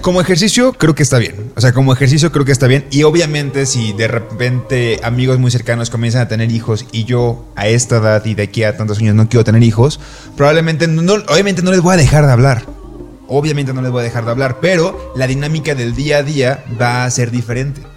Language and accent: Spanish; Colima, Mexico; yo soy de Colima, Colima está a la playa y la playa queda 40 minutos